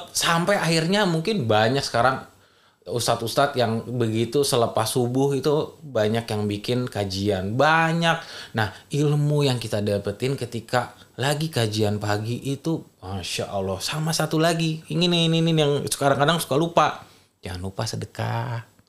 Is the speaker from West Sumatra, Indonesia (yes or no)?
yes; Minangkabau, West Sumatra, Indonesia; kita orang Minang